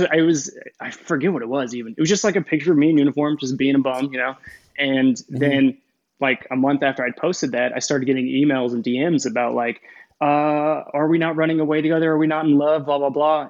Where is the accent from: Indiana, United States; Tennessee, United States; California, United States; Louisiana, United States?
Indiana, United States; Kokomo; moved away as an adult; I'm originally from northern Indiana, a city called Kokomo.